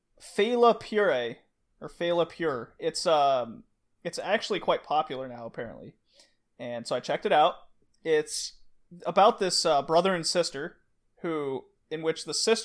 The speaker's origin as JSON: {"language": "English", "region": "Texas", "country": "United States", "tie": "born or raised there", "said": "I grew up in Texas."}